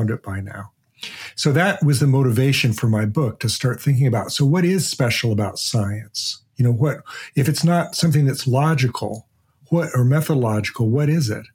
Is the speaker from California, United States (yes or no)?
no; Portland, Oregon, United States; I grew up in Portland, Oregon.